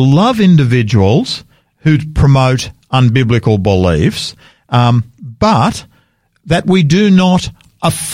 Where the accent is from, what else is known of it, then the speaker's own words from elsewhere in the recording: Australia; I'm an Australian. I'm proud of being an Australian. I'm a second, third, fourth, I'm not sure how many generation Australian.